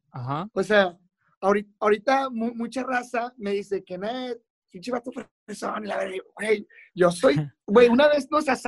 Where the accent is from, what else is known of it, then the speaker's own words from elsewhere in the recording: Monterrey, Nuevo León, Mexico; accent: Chilango; hablo medio chilango, pero soy, soy de aquí de Monterrey. No sé, no sé por qué hablo así, güey.